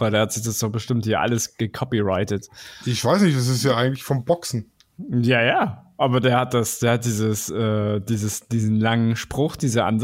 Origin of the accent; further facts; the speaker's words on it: Stuttgart, Baden-Württemberg, Germany; born there; ich bin ja tatsächlich in Stuttgart geboren, also ich meine, meine, meine Gene sind schwäbisch